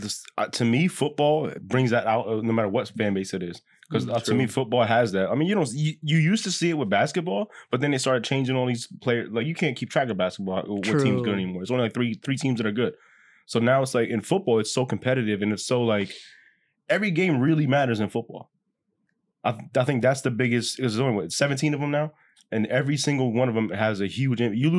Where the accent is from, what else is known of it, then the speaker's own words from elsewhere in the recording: Texas, United States; I'm sitting here. I'm just from Texas.